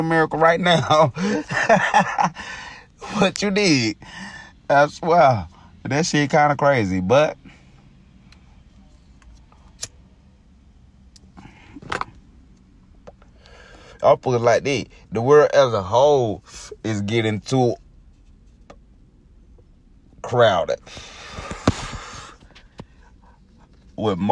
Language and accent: English; middle Georgia, United States; I'm from Georgia, man. You know, middle of Georgia